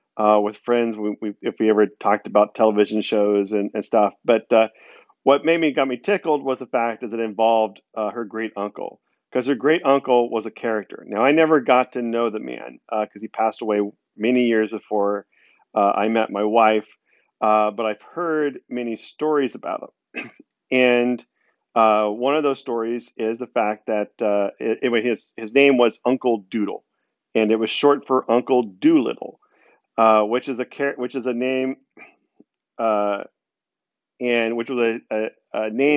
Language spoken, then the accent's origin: English; Texas, United States; I'm the Texan in the group